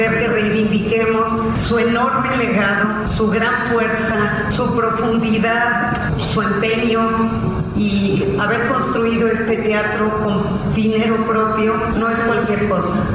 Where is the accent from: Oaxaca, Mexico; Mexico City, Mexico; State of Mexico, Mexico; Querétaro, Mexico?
Oaxaca, Mexico; moved away; Lo que hacía falta la voz de nosotros como migrantes oaxaqueños, no, no había quien contara nuestras historias.